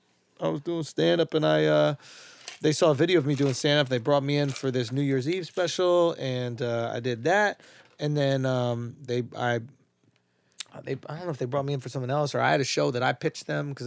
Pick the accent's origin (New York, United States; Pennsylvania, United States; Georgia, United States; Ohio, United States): New York, United States; New York City; I'm from Manhattan, East Village.